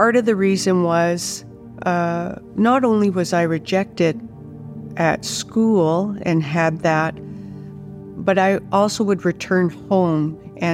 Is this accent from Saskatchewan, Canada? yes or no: yes; Saskatchewan, Canada; I was raised in Saskatchewan. My dad was a grain farmer